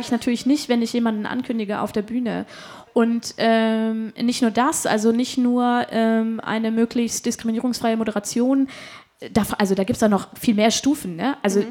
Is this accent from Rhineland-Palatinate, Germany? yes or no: no; Hanover, Lower Saxony, Germany; bei uns in Hannover